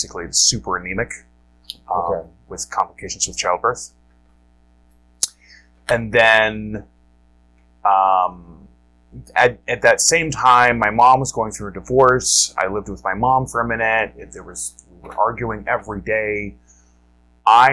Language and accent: English; Ohio, United States; moved away as an adult; now in Wisconsin, United States; I grew up in Ohio